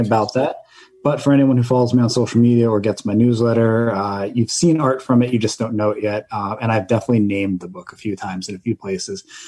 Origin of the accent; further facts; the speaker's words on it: northern Jersey Shore, Raritan Bay, New Jersey, United States; so I grew up in New Jersey, um, on the northern part of the Jersey Shore